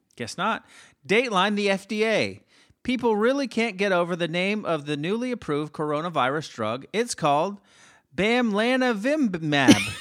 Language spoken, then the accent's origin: English; Miami, Florida, United States; I'm from Miami